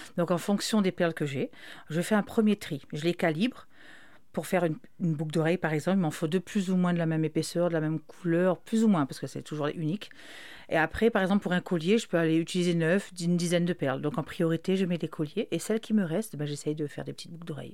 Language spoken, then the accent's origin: French; Réunion; je suis allée de la Réunion